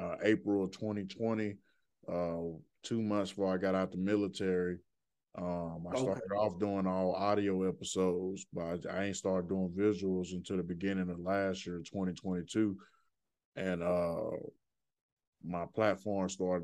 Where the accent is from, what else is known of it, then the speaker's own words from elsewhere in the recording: Birmingham, Alabama, United States; now in Louisville, United States; I'm from Birmingham, Alabama, but I'm in Louisville, Kentucky right now